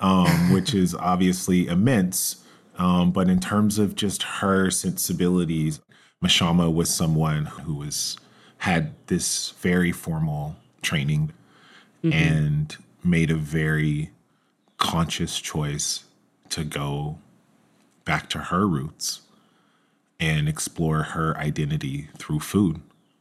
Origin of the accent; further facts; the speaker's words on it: Georgia, United States; Growing up in Georgia, I have always appreciated her sensibilities on Southern food